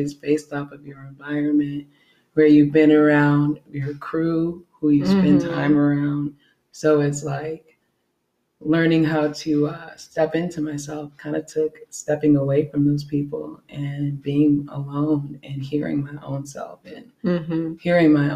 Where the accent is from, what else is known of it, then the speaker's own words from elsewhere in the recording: Chicago, Illinois, United States; I'm from Chicago, Illinois.